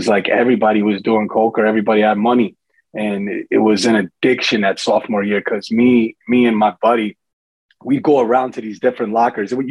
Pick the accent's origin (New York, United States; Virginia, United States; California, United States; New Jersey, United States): New Jersey, United States; also born or lived in Daytona, Florida; I was born in Jersey and lived in Jersey till seventh grade